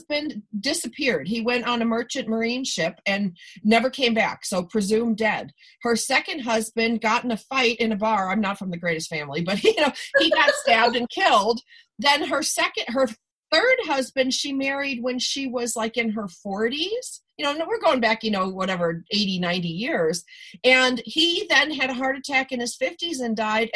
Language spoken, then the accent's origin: English; Buffalo, New York, United States; I'm from Buffalo